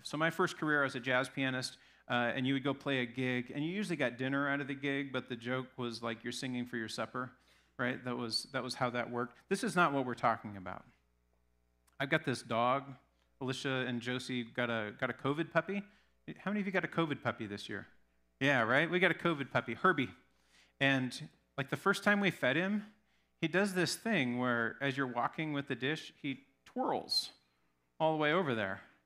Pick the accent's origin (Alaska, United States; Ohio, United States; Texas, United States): Alaska, United States; moved away; I grew up in Alaska.